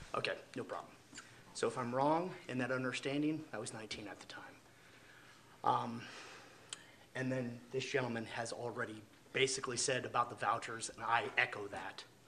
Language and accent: English; Florida, United States; now in Midland, United States; I'm not originally from Midland. I'm actually from Florida.